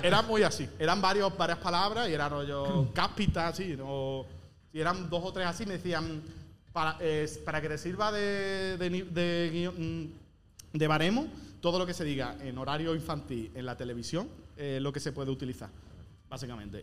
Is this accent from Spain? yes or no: yes; Andalusia, Spain; yo que soy andaluz, no vocalizo bien